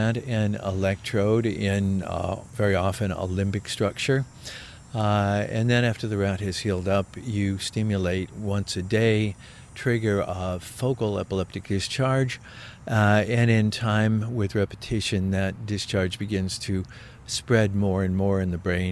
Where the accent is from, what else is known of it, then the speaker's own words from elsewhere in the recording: Chicago, Illinois, United States; moved away as an adult; now in Canada; I was born in Chicago. Chicago, Illinois